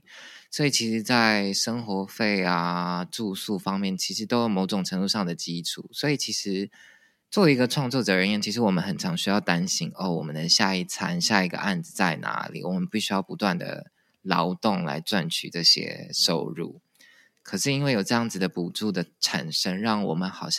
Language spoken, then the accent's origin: Chinese; Taiwan; 我认识了也从台湾来的另外两个编舞家 Sunny 跟坚豪